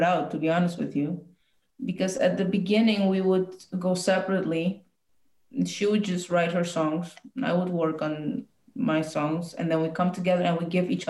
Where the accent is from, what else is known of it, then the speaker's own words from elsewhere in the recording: Poland; I've had one or two Polish songs in there, just, you know, like as a, you know, I'm from Poland, now I'm going to sing Polish song for y'all.